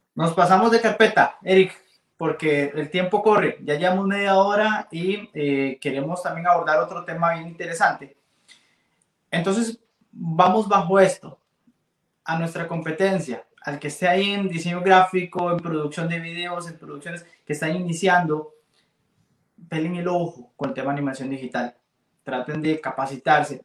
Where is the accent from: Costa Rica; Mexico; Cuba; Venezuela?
Costa Rica; podemos como ticos